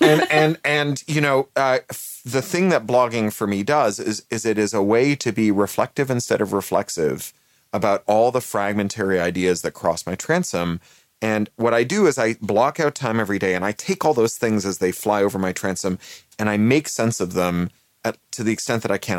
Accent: Canada; moved away; also born or lived in United Kingdom; I'm a Canadian who is naturalized British

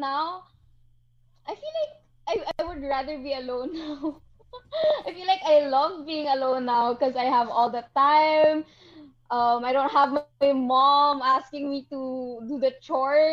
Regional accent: Iloilo City, Western Visayas, Philippines; moved away as an adult; now in Manila, Philippines; I'm actually in Ilonggo. I was born and raised in Iloilo, and now I study here in Manila

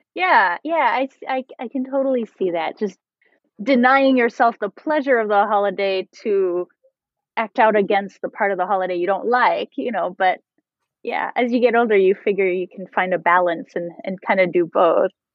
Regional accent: Canada; I'm French Canadian.

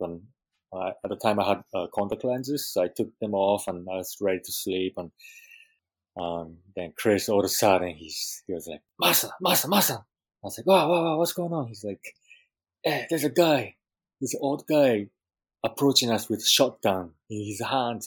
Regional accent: Japan; also born or lived in Peru; now in Hawaii, United States; growing up in Japan

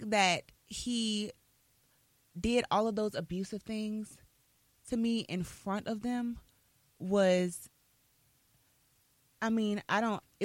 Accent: Albany, Georgia, United States; moved away as an adult; also born or lived in Atlanta, Georgia; I'm a small town girl. So I'm from Albany, Georgia

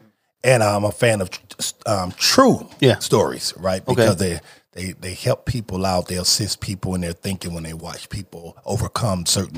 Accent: Los Angeles, California, United States; I am from Los Angeles, California, South Central Los Angeles.

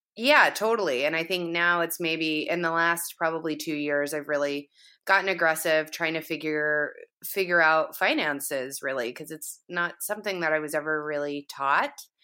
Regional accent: the South, United States; moved away; I'm from the South originally, so that, the, kind of that whole area in the Southeast is, is home, in essence

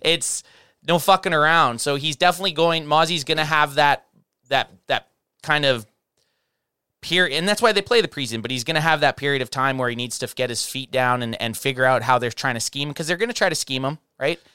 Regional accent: Canada; we're from Canada

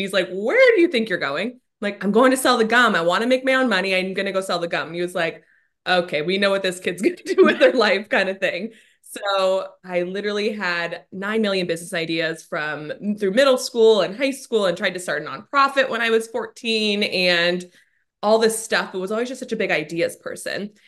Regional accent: Scottsdale, Arizona, United States; moved away as an adult; also born or lived in Washington, D.C.; I grew up in Scottsdale. I've spent my, eh, literally entire life up until we moved to D C here.

